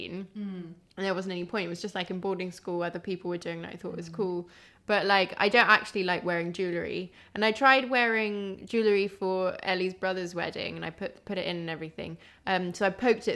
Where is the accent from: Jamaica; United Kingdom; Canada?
United Kingdom; Kent, South East England; I grew up in Kent